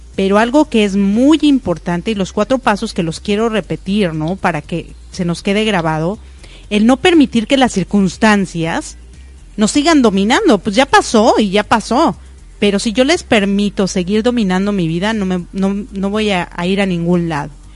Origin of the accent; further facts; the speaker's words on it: Mexico; now in United States; yo nací en México y vivo en Estados Unidos